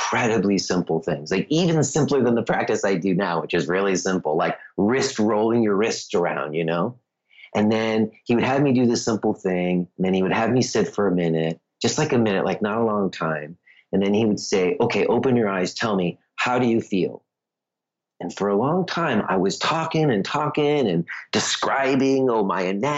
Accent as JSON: {"language": "English", "region": "New York", "country": "United States", "moved": "yes", "lives_now": "Easton, United States", "said": "I was from New York"}